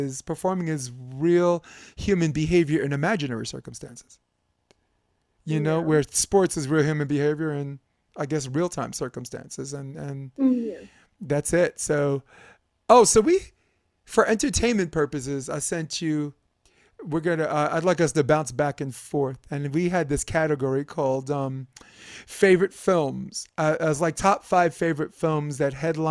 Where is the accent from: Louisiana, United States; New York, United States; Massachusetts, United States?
New York, United States; New York City; I'm from New York City